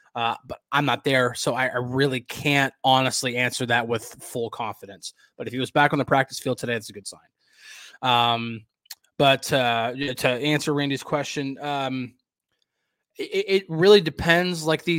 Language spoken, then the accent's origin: English; New Jersey, United States; born there; I was born in Northern New Jersey, which is about 40 minutes outside of the city.